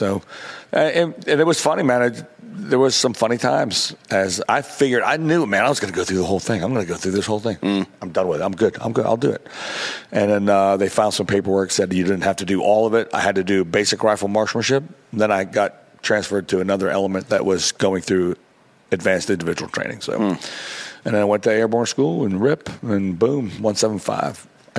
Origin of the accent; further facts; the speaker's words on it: Mannheim, Baden-Württemberg, Germany; Coleman Barracks and Sullivan Barracks is where I grew up in Germany.